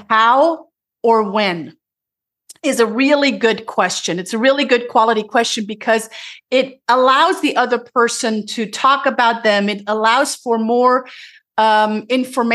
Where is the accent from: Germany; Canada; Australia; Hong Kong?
Germany; English is a second language; moved away as an adult; also born or lived in Tennessee, United States; now in United States; I'm originally from Germany, moved to the United States almost 20 years now